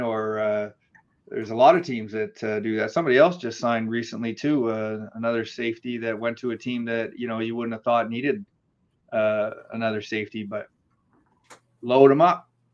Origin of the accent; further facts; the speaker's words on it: the Maritimes, Canada; I grew up in the Maritimes out east in, in Canada